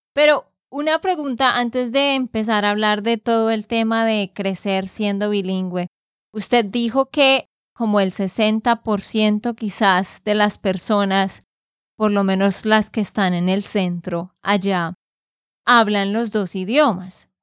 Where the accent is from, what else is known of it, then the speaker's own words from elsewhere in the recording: Santander, Colombia; de Santander, Colombia.